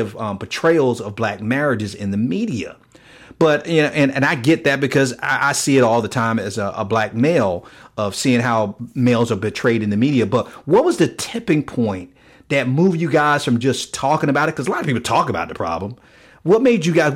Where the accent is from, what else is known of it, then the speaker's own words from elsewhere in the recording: Miami, Florida, United States; I grew up in Liberty City in Miami